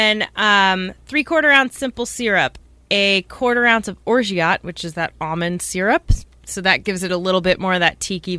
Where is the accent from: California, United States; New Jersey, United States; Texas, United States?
New Jersey, United States; New Jersey, my home state.